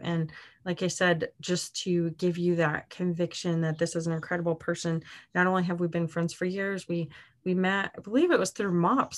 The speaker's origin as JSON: {"language": "English", "region": "Arizona", "country": "United States", "tie": "born or raised there", "moved": "yes", "said": "my hometown in Arizona"}